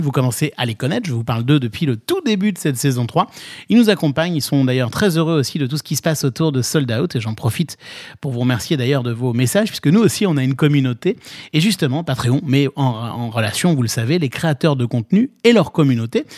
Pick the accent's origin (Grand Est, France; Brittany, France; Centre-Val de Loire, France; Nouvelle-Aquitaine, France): Grand Est, France; Nancy; je suis de Nancy